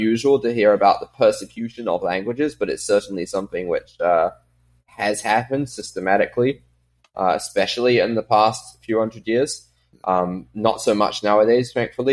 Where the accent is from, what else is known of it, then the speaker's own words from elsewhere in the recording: New Zealand; also born or lived in Guernsey; I grew up in New Zealand